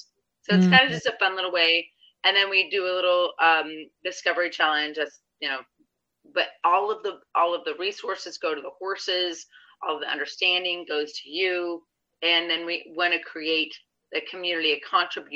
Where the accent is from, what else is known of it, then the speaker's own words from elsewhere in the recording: St. Louis, Missouri, United States; I'm from St. Louis. I'm from south of St. Louis area